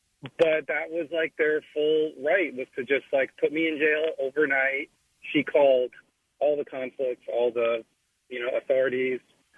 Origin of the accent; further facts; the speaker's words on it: Canada; I'm from Canada.